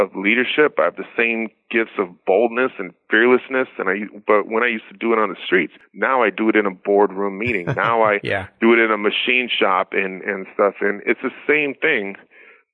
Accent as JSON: {"language": "English", "area": "Maui", "region": "Hawaii", "country": "United States", "tie": "born or raised there", "moved": "yes", "said": "I grew up in Maui on an island with pineapples"}